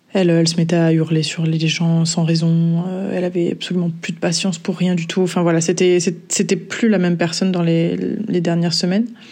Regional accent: south of France, France; now in Brussels, Belgium; je vis à Bruxelles depuis euh, quelques années maintenant et je suis originaire du sud de la France

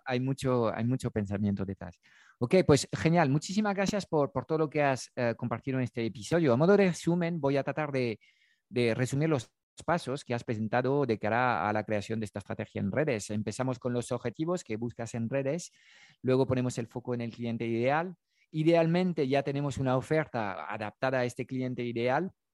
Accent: France; Spanish is a second language; moved away; yo tengo un acento, obviamente hablo en castellano desde mis conocimientos del castellano, yo he nacido desde el, el, otro lado de los Pirineos, en Francia

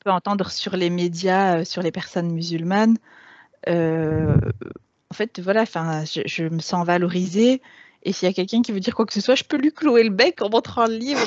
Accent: Grenoble, Auvergne-Rhône-Alpes, France; moved away as an adult; Je, suis née et j'ai grandi à Grenoble. J'y ai passé les 20 premières années de ma vie

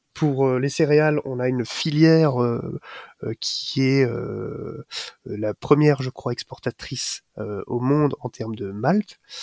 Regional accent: Alsace, Grand Est, France; chez nous en Alsace

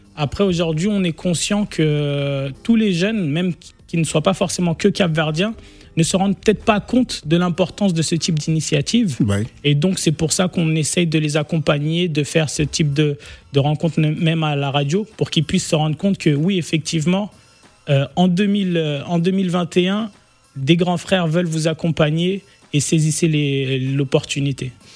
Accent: France; on a grandi en France

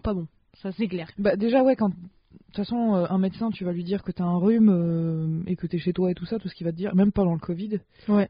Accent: the North, France; je viens du Nord

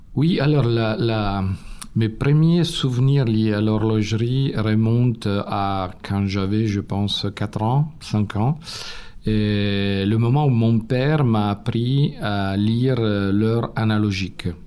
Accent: Turin, Piedmont, Italy; accent: Italian; French is a second language; moved away; Comme vous avez deviné de mon accent, je suis italien. Je suis né à Turin il y a 52 ans

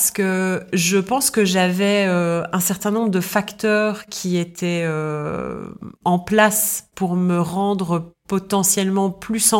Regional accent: Belgium; moved away as an adult; now in London, United Kingdom; moi j'ai grandi en Belgique jusqu'à 25 ans. Et à 25 ans, euh, je quitte la Belgique pour aller vivre dans un autre pays.

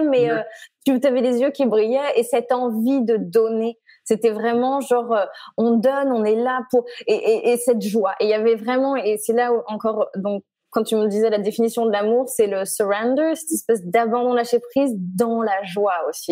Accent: Chamonix, Auvergne-Rhône-Alpes, France; moved away as an adult; now in United States; je viens de Haute-Savoie. Euh, je suis originaire de Haute-Savoie, de Chamonix

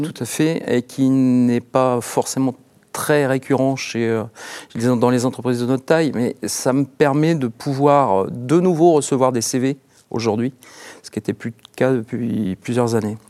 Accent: Orne, Normandy, France; je suis issu du département de l'Orne

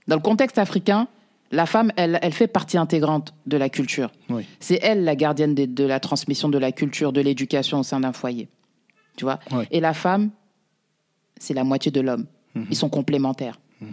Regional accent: Paris, Île-de-France, France; also born or lived in Mauritania (ancestry, Soninke) / banlieue; j'ai grandi à, je suis né, j'ai grandi à Belleville.

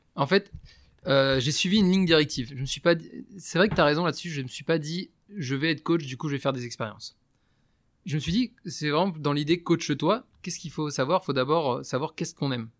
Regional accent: Breton, Brittany, France; je suis breton

